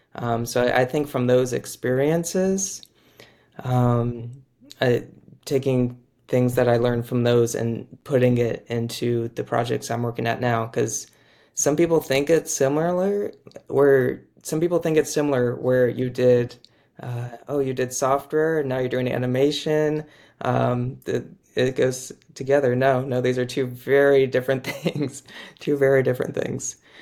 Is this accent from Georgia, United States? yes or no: no; Orange County, California, United States; also born or lived in Boston; I'm from Orange County, California, grew up there